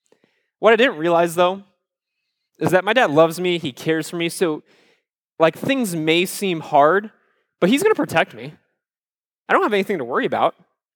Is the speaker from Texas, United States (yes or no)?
no; Cedar Rapids, Iowa, United States; I love Iowa. I grew up in Cedar Rapids, Iowa, which is, if you've never been there before, think of a town like Fort Myers, about the same size.